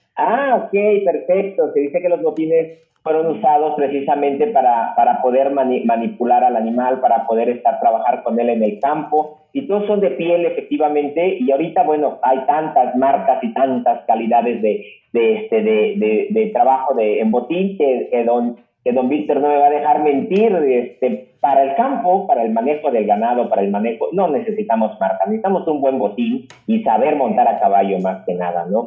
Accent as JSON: {"language": "Spanish", "town": "Juchitán de Zaragoza", "region": "Oaxaca", "country": "Mexico", "said": "yo soy de Cuchitán, Oaxaca"}